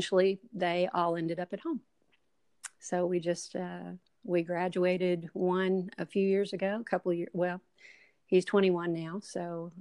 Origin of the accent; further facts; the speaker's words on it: Kentucky, United States; moved away as an adult; also born or lived in Tennessee; we're originally from Kentucky, and we moved from Kentucky to Tennessee, to just north of Nashville, and lived there for 13 years